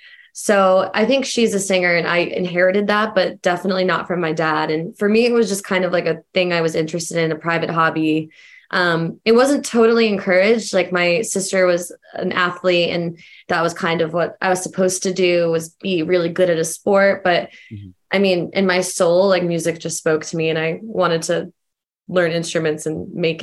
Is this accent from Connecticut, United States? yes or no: yes; Stamford, Connecticut, United States; moved away as an adult; now in Charlotte, United States; I grew up in Stamford, Connecticut, and I live in Charlotte, North Carolina. I have for years now.